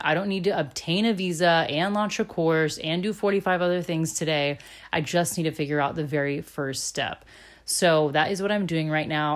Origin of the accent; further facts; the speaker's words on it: Florida, United States; moved away as an adult; also born or lived in Chicago / Germany; I'm originally from Florida, born and raised here.